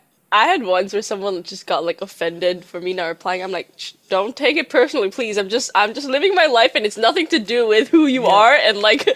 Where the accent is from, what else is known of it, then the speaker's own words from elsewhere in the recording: Macau; now in United States; I'm from Macau, and then they're gonna be like. How do you say people from Macau? Macauan? And then I'm like, no, Macanese.